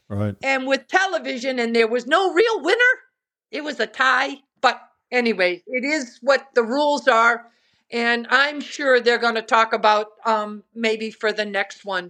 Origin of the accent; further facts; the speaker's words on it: Westford, Massachusetts, United States; growing up in Westford, Massachusetts, where there are no golf courses back then